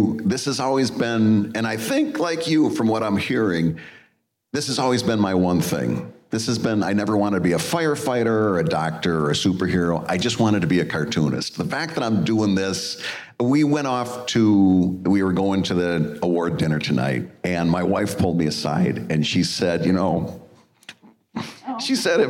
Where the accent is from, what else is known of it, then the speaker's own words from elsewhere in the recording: Bad Axe, Michigan, United States; So I grew up in the Midwest, in a small town in Michigan called Bad Axe. Very small town in the thumb of Michigan.